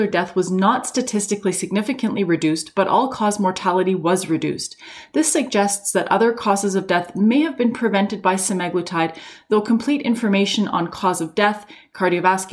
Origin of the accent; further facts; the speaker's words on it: Canada; I'm a Canadian physician